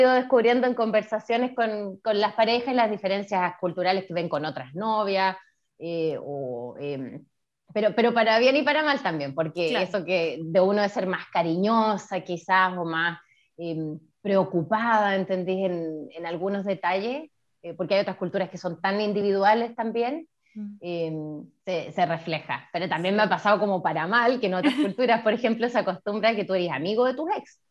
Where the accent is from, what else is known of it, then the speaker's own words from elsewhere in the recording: Nogales, Valparaíso, Chile; moved away as an adult; now in Canada; Pues yo soy de Valparaíso también, yo soy de Nogales